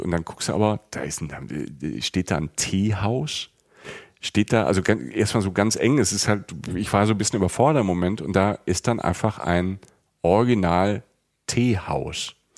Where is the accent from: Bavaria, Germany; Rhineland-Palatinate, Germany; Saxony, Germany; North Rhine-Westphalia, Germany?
Rhineland-Palatinate, Germany; accent: Palatine; moved away; Ich komme aus der Südpfalz, ich komme aus einer Weinregion